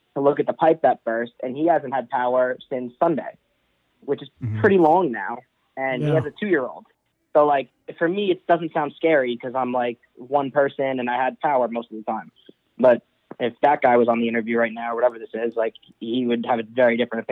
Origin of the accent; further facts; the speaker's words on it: New York, United States; now in Austin, United States; I'm from New York